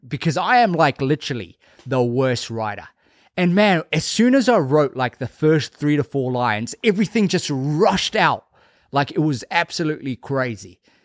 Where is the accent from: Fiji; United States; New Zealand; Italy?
Fiji; moved away; after going to Fiji, spending some time in my hometown